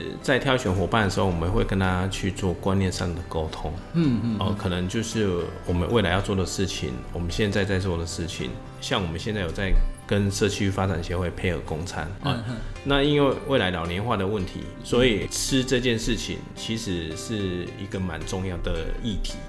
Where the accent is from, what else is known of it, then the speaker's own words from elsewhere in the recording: Yunlin County, Taiwan; now in Chiayi, Taiwan; 因为我是云家这边，我云林人在嘉义工作，然后也在嘉义定居嘛